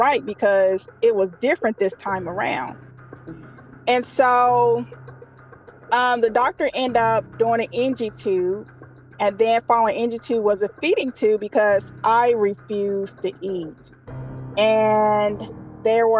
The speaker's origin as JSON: {"language": "English", "town": "Little Rock", "region": "Arkansas", "country": "United States", "said": "I'm from Little Rock, Arkansas."}